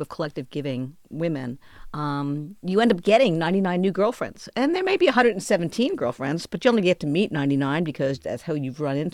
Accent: New York, United States; moved away as an adult; also born or lived in Texas / Austin, Texas; I'm a New Yorker

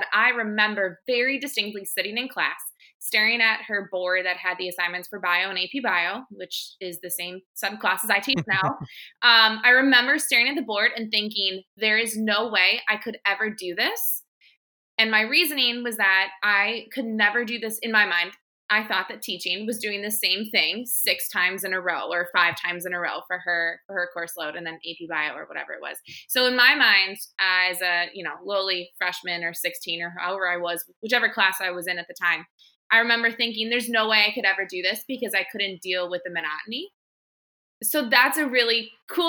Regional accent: Milwaukee, Wisconsin, United States; also born or lived in Madison, Wisconsin; I'm from Milwaukee, and I lived within less than a mile from Lake Michigan.

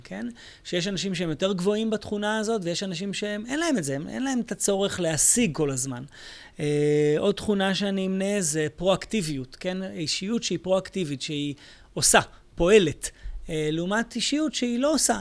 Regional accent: Israel; אני מישראל

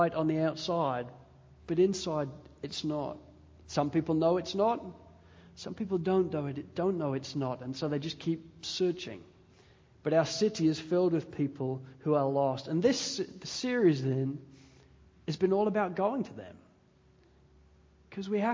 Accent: England, United Kingdom; moved away; also born or lived in Wales; I'm English

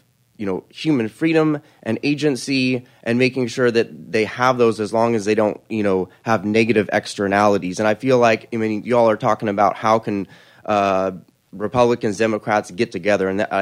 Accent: Austin, Texas, United States; I'm from Austin, Texas here.

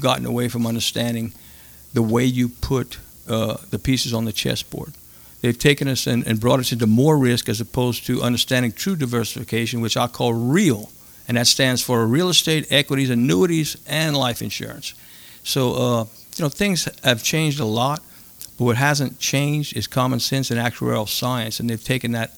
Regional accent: Cajun, Louisiana, United States; as Cajun guys, we grew up learning to cook when we were in our teens

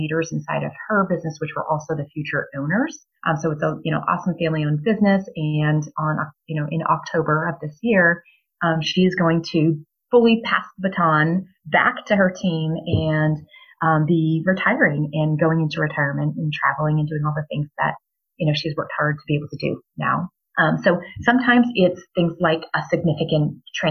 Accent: New Hampshire, United States; moved away as an adult; now in Boise, Idaho, United States; I was born and raised in New Hampshire

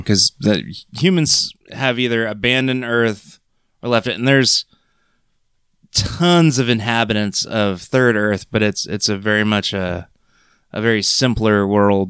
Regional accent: Crete, Nebraska, United States; me growing up in Crete, Nebraska, watching Thundercats after school

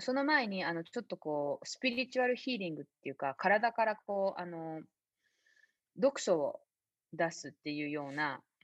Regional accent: Nagano, Japan; moved away; also born or lived in Bay Area, United States / Sedona, United States; 私長野で育った

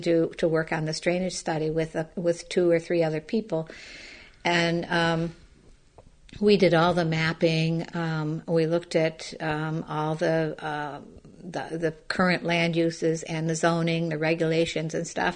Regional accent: Buffalo, New York, United States; I grew up in Buffalo in a very changing, I now realize, environment.

